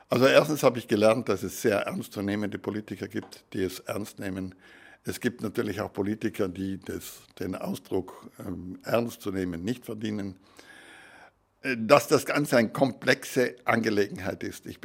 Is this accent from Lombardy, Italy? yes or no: no; Trentino-Alto Adige, Italy; Und ich bin ein begeisterter Europäer. Als Südtiroler ist das auch logisch, denn unsere politische Situation, wir sind ja mit dem Ersten Weltkrieg zu Italien geschlagen worden